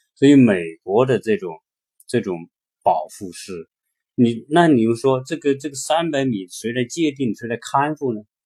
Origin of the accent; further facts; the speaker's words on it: China; now in United States; 我们中国人来到这边的时候